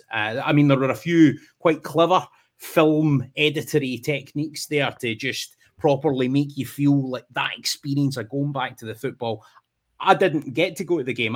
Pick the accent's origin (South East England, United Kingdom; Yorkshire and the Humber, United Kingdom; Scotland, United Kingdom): Scotland, United Kingdom; Ayrshire; now in England; growing up in Scotland, it's a smaller country right? so, I mean, even if you've got trips to like Ross County or Aberdeen or whatever it is from where I am down in Ayrshire